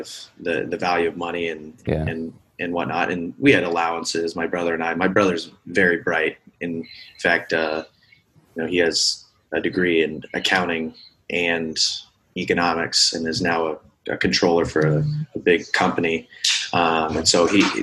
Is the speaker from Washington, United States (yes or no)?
no; Bonners Ferry, Idaho, United States; I'm originally from Bonners Ferry, Idaho, which is the northernmost town in Idaho